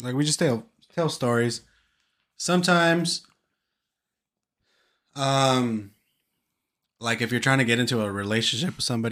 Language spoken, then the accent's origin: English; California, United States; we're from California